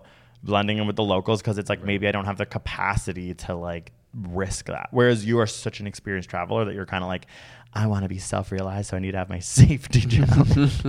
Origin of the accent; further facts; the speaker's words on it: Toronto, Ontario, Canada; Being like, oh my God, I'm so stressed with the TTC getting to and from my work because I'm from Toronto.